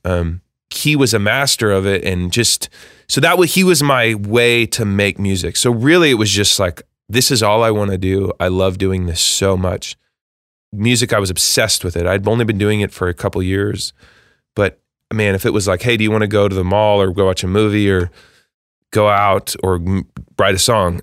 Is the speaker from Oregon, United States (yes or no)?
yes; Eugene, Oregon, United States; moved away as an adult; now in Nashville, United States; I grew up in Eugene, Oregon